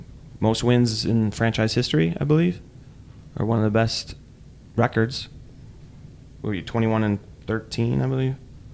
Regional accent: Chicago, Illinois, United States; We're from Chicago.

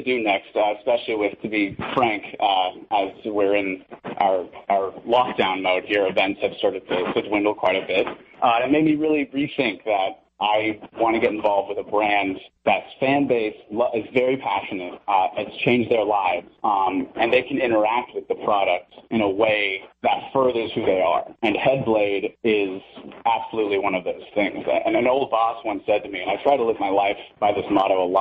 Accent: Santa Monica, California, United States; I'm actually born and raised Santa Monica. I am a third generation Angelino.

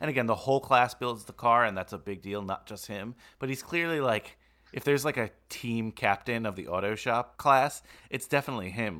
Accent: Bergen County, New Jersey, United States; you and I grew up in Bergen County

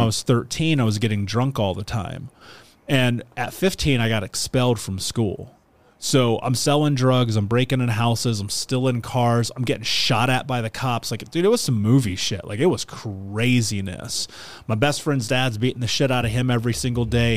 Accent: Indianapolis, Indiana, United States; I grew up in Indiana. I grew up in Indianapolis specifically

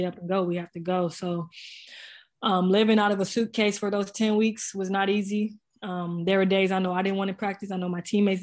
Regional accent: San Antonio, Texas, United States; the tournament was in my hometown

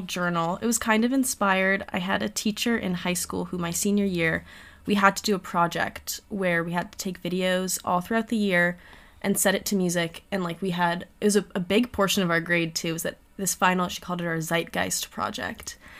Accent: Miami, Florida, United States; I'm also from Miami

